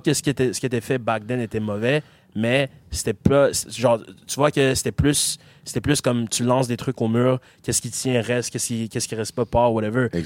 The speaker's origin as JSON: {"language": "French", "town": "Gatineau", "region": "Quebec", "country": "Canada", "tie": "born or raised there", "said": "je suis québécois. Ouais. Like, c'est, genre, j'ai grandi ici, je suis québécois"}